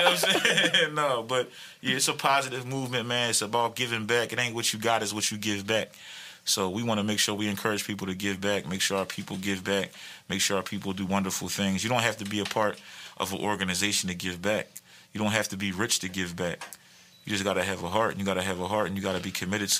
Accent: Philadelphia, Pennsylvania, United States; I'm from Philly

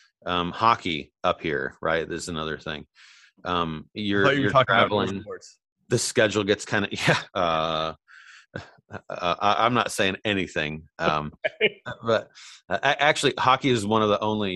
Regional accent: Indiana, United States; moved away; growing up where we grew up in Indiana.

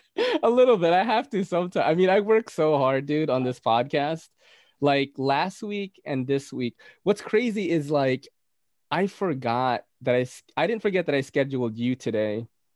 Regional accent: Philippines; accent: Filipino; Getting rid of my accent from the Philippines, because, you know, people pronounce it differently.

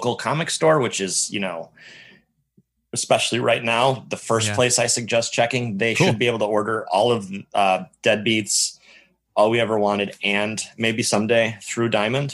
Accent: Northwest Ohio, United States; moved away; I'm from Northwest Ohio. So those are all those people that work with Travis at Source Point are, you know, old friends of mine from the old stomping ground

